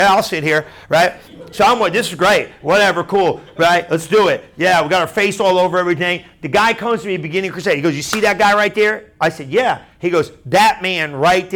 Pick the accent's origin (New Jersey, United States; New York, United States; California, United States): New Jersey, United States; I'm from New Jersey